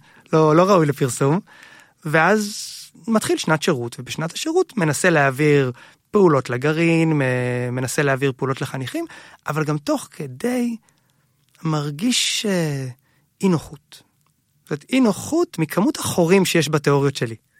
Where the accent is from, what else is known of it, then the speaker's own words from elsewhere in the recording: Hod HaSharon, Central District, Israel; גדלנו בהוד השרון